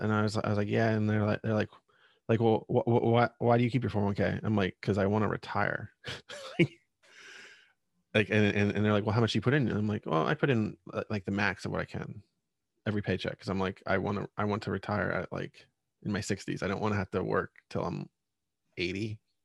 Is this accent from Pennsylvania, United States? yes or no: yes; Pennsylvania, United States; I grew up in Pennsylvania, and there's a lot of old coal mining and steel